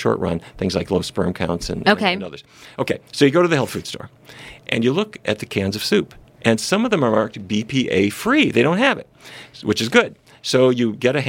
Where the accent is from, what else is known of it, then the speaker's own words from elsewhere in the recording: North Dakota, United States; I grew up in North Dakota